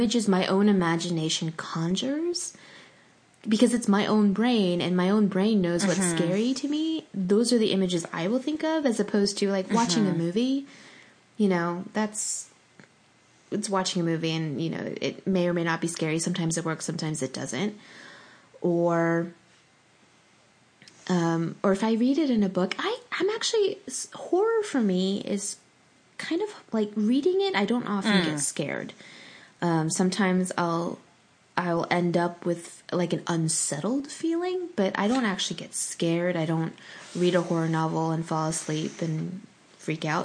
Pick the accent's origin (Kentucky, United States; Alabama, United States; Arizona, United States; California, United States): California, United States; Pasadena; my hometown of Pasadena